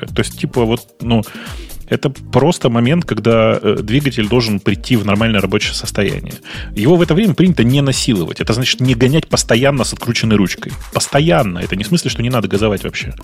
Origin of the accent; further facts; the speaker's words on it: Russia; now in Kyiv, Ukraine; Я россиянин, я нахожусь в Киеве